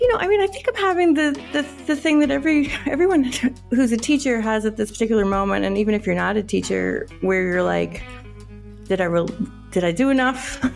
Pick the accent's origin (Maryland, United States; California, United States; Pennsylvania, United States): Pennsylvania, United States; Philadelphia; also born or lived in Togo; now in New York, United States; I grew up in Philadelphia and in Togo in West Africa, but I've been in New York for about, I guess, 21 or 22 years.